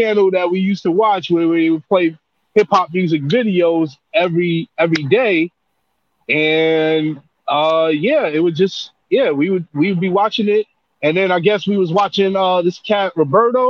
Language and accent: English; New York City, New York, United States; I'm from Brooklyn